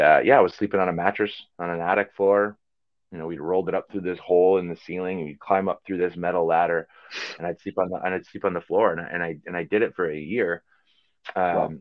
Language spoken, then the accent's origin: English; Green Bay, Wisconsin, United States; moved away as an adult; also born or lived in Chicago / England; growing up in Green Bay